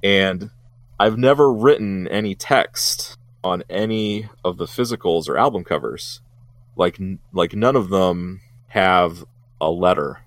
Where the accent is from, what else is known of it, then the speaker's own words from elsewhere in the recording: Columbus, Ohio, United States; my hometown of Columbus.